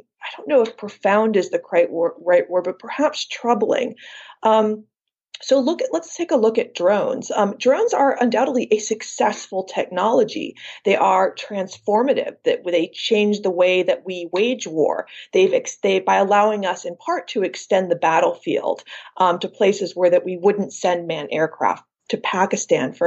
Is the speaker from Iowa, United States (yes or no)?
yes; Iowa, United States; also born or lived in San Francisco, California; Born in San Francisco, but raised in Iowa